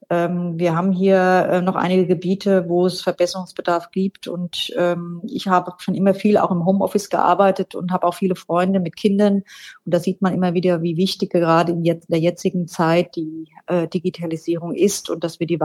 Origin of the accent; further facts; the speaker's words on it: Hofheim, Germany; Ich bin hier in Hofheim schon geboren, bin hier auch schon zur Schule gegangen und lebe seitdem in Hofheim.